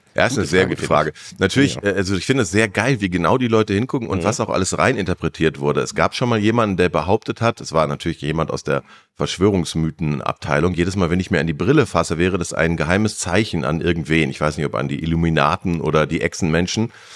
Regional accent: Germany; wir sind Deutsche

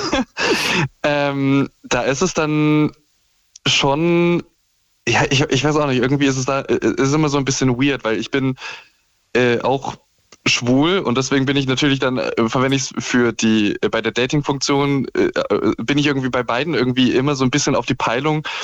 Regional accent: Saxony, Germany; also born or lived in Osnabrück; now in Leipzig, Germany; ich bin jetzt in Leipzig nicht aufgewachsen, aber halt in, äh, äh, in Sachsen

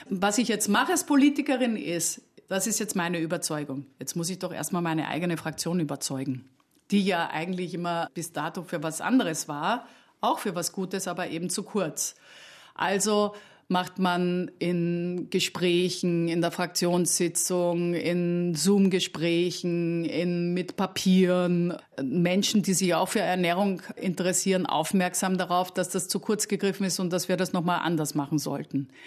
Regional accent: Austria; Ja, erstens als Österreicherin liebt man Paprika

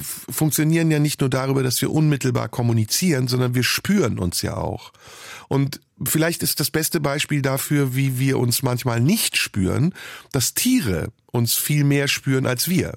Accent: Turkey; moved away; In der Türkei, in meiner Heimat

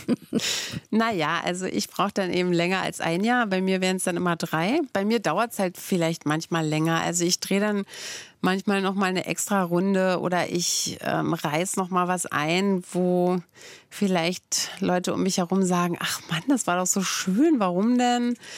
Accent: Brandenburg, Germany; ich komme ja aus Brandenburg

